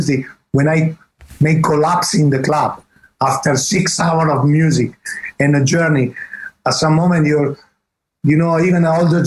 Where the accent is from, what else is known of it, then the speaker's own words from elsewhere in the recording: Italy; accent: Italian English; English is a second language; my English is Italian English